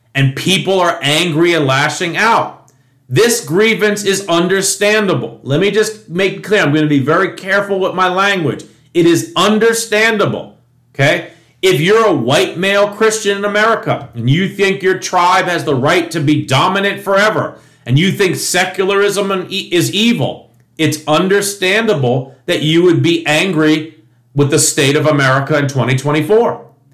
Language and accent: English; New York, United States; When I was growing up in New York